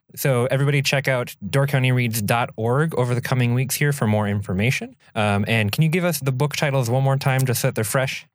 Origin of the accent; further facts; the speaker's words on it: Minnesota, United States; I'm from Minnesota